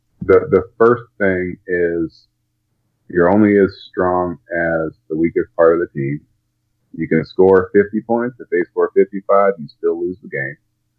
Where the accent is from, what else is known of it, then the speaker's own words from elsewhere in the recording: Woodstock, New York, United States; moved away as an adult; also born or lived in Brookfield, Connecticut; now in Nashville, United States; I grew up in Woodstock, New York, so we were outside a lot.